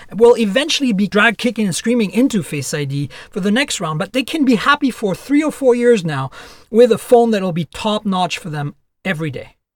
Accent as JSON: {"language": "English", "country": "France", "tie": "born or raised there", "also_born_or_lived": "Canada", "moved": "yes", "lives_now": "United States", "said": "I'm Canadian and who lives in the U S, and I was born and raised in France, so I also have a French citizenship"}